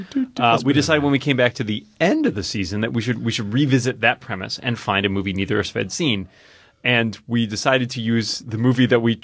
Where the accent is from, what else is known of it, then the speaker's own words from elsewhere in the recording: Newton, Massachusetts, United States; my hometown of Newton, Massachusetts